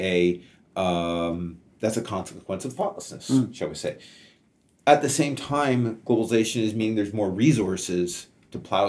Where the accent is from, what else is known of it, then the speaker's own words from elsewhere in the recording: Canada; as a Canadian